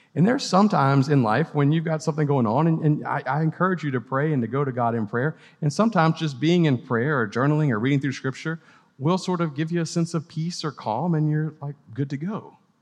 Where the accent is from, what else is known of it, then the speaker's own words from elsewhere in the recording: Gulf Coast, United States; also born or lived in Louisiana / Mississippi; now in Clemson, United States; I was a, a Gulf Coast kid growing up in Louisiana and Mississippi.